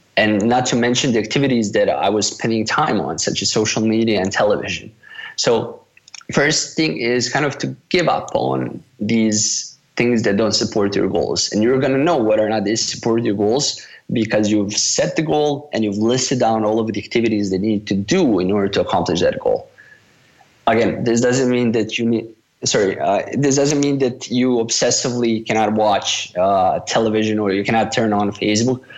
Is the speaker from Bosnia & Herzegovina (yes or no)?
yes; Bosnia & Herzegovina; also born or lived in Malaysia; I'm from Bosnia